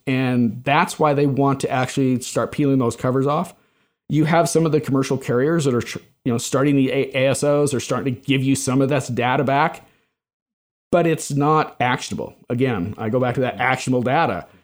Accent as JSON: {"language": "English", "town": "Salt Lake City", "region": "Utah", "country": "United States", "also_born_or_lived": "Bay Area / Chicago", "moved": "as an adult", "said": "I was originally from Salt Lake"}